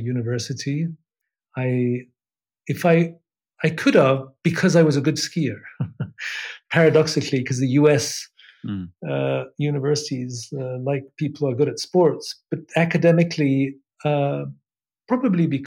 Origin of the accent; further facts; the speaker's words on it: Switzerland; also born or lived in England; I was born in England, Swiss mother, and an English father. I've actually become Swiss since the beginning of this year. I had a British passport until then. I live in Switzerland since I moved to Switzerland actually when I was a kid. When I was seven, exactly